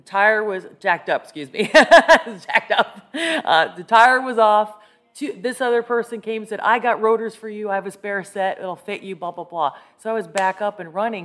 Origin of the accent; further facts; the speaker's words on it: Scranton, Pennsylvania, United States; now in Arlington, United States; I was raised in northeastern PA, Scranton, PA.